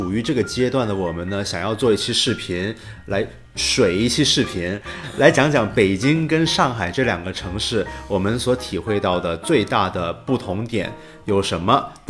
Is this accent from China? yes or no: yes; Guangdong, China; moved away as an adult; also born or lived in Shanghai; now in Beijing, China; 我作为一个广东人，我特别有体会。我零八年的时候上大学来到北京，